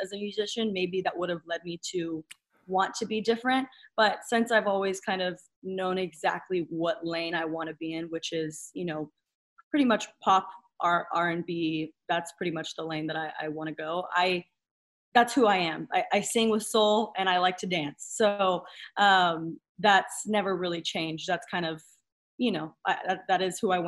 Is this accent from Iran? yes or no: no; San Antonio, Texas, United States; now in Los Angeles, United States; we're all from San Antonio